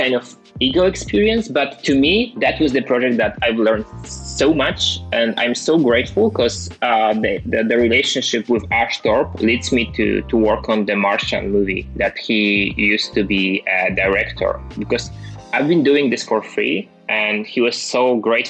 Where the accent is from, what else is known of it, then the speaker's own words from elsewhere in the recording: Wrocław, Lower Silesian Voivodeship, Poland; I was the guy from Wrocław, from a pretty small town, maybe not small, but like still, the guy from Poland